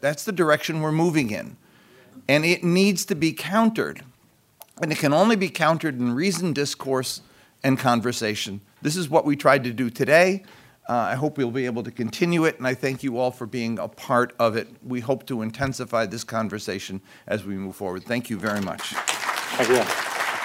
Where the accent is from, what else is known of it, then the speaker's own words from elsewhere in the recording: United States; as an American